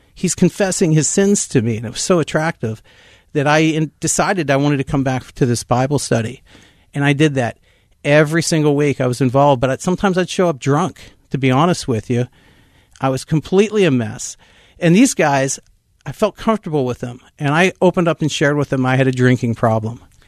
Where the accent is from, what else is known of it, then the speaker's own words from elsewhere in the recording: West Mifflin, Pennsylvania, United States; I'm a Pittsburgh kid. I was born and raised in West Mifflin, Pennsylvania